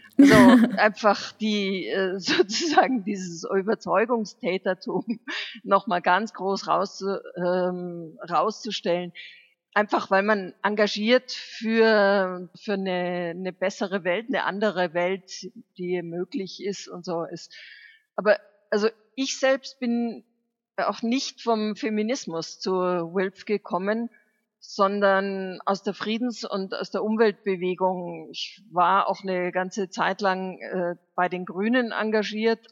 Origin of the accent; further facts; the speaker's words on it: Germany; Bei uns in Deutschland